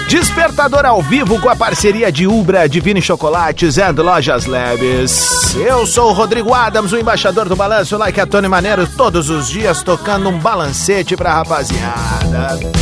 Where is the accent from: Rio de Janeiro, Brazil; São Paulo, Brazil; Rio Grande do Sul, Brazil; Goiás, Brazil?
Rio Grande do Sul, Brazil; Porto Alegre; sou de Porto Alegre